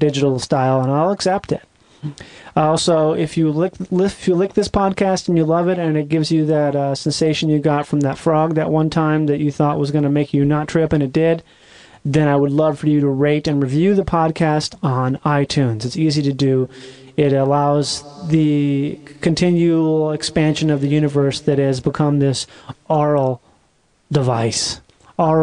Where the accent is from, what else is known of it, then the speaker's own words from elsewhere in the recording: Rochester, Minnesota, United States; my hometown of Rochester, Minnesota